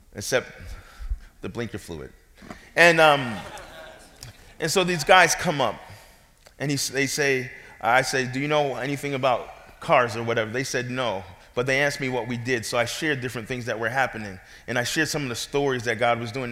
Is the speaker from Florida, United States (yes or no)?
no; New York City, New York, United States; moved away; I'm from New York. I wasn't there to uh, tell my parents where I should be born.